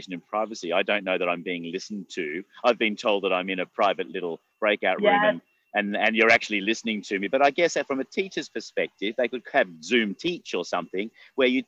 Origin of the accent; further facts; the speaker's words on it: Australia; as an Australian